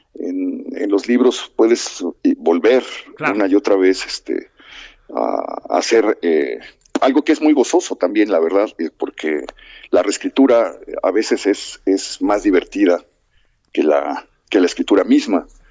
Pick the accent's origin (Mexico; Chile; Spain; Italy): Mexico; somos los mexicanos